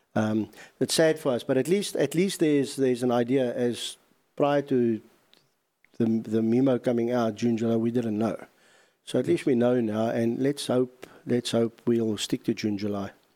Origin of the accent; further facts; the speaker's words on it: South Africa; being a South African